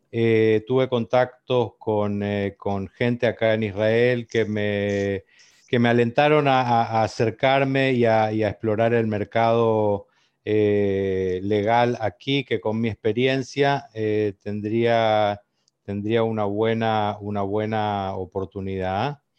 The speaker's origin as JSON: {"language": "Spanish", "region": "Corrientes", "country": "Argentina", "said": "Yo, soy de Corrientes"}